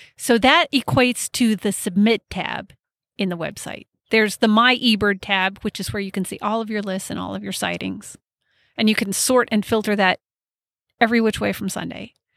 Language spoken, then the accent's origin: English; Colorado, United States; I grew up in Colorado